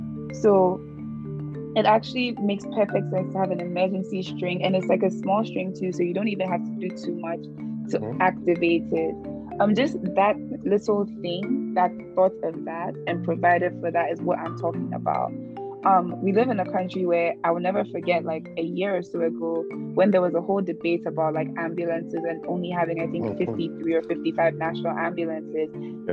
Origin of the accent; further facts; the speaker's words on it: Ghana; I don't know if this is because I grew up in Ghana